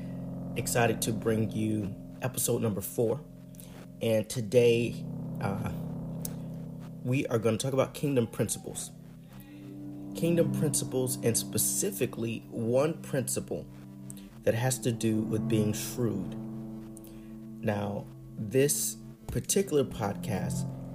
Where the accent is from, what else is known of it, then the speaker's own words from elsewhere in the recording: Illinois, United States; here in my home state of Illinois